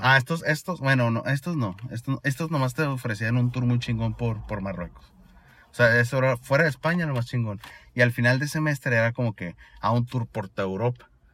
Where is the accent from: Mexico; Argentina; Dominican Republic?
Mexico; Sonora; accent: Sonoran; also born or lived in Granada, Spain; Yo con mi acento sonorense acá